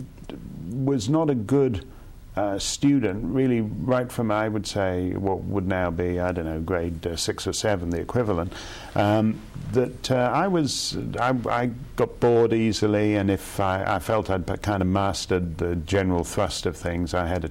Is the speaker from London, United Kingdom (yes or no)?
no; Birmingham, West Midlands, United Kingdom; also born or lived in Toronto, Canada; I was born in Toronto, and I had the bulk of my schooling over in the United Kingdom at King Edward School